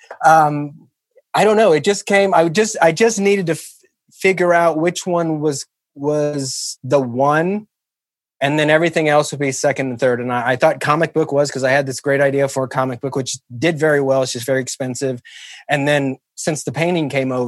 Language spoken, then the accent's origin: English; Kansas City, Kansas, United States; I grew up in KCK in the Argentine district